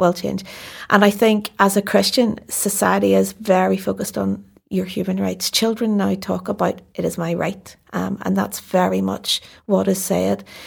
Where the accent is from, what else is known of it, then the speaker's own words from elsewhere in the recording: Belfast, Northern Ireland, United Kingdom; I grew up in North Belfast